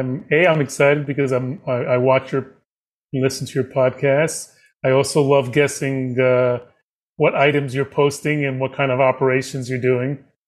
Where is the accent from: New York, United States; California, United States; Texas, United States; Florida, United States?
New York, United States; growing up on the Upper East Side in a synagogue